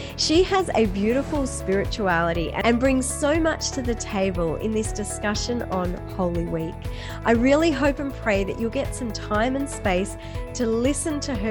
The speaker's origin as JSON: {"language": "English", "country": "Australia", "also_born_or_lived": "far north Queensland", "said": "in Australia, we don't think we have an accent"}